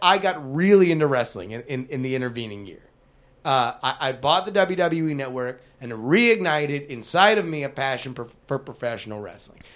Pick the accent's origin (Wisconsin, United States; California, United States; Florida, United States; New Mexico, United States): Florida, United States; South; my town where I grew up in South Florida